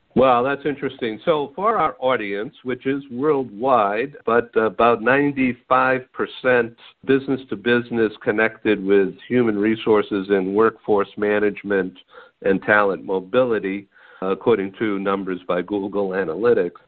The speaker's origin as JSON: {"language": "English", "town": "Boston", "region": "Massachusetts", "country": "United States", "moved": "yes", "lives_now": "California, United States", "said": "I'm a gringo from Boston originally, transplanted Californian"}